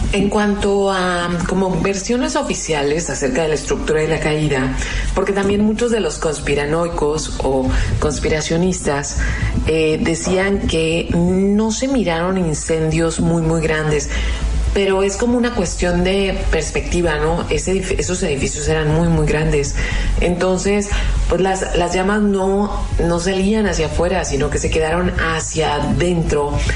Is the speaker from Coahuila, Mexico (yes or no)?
no; Mexicali, Baja California, Mexico; nosotros somos fronterizos, los que vivimos aquí en Mexicali